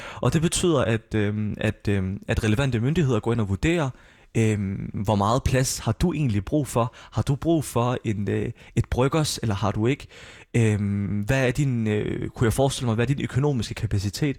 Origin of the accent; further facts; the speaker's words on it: Odense, Southern Denmark, Denmark; also born or lived in Syria; jeg er født og opvokset i Voldsmose